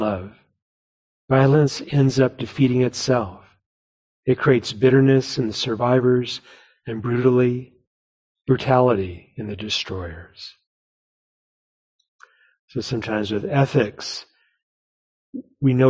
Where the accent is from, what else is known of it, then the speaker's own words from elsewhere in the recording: New Mexico, United States; now in Seattle, United States; where I grew up in New Mexico